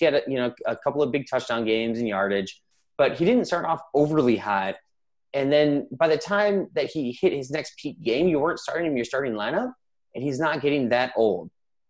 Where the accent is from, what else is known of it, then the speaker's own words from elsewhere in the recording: Iowa, United States; I'm from Iowa